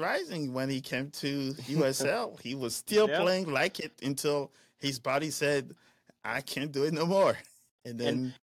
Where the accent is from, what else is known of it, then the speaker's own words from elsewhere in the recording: Paris, Île-de-France, France; I'm born and raised in Paris, so PSG was pretty much in my backyard. I lived about 10-15 minutes from Parc des Princes